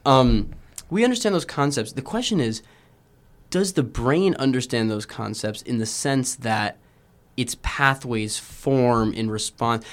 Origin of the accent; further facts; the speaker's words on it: Houston, Texas, United States; moved away; I'm from Houston